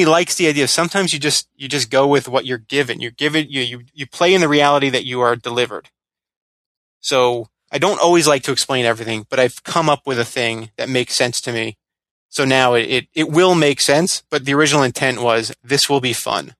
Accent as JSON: {"language": "English", "region": "Florida", "country": "United States", "tie": "born or raised there", "said": "I grew up in Florida"}